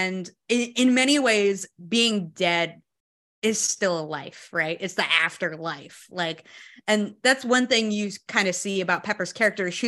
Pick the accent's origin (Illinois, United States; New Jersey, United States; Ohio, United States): New Jersey, United States; I grew up in in Jersey, so like we went to a lot of like black light haunted houses.